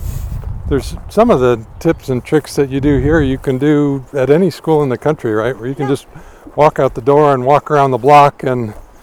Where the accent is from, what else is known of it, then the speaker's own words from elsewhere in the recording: Colorado, United States; I grew up in Colorado, so I always think of any place I can see Mount Evans as as home.